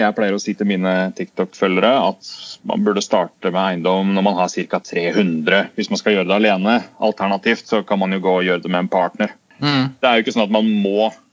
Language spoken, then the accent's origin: Norwegian; Tønsberg, Vestfold, Norway; moved away as an adult; also born or lived in London / Dubai; jeg er fra Tønsberg-området, men etter at jeg ble voksen, så har jeg bodd i utlandet nesten hele, hele, tiden.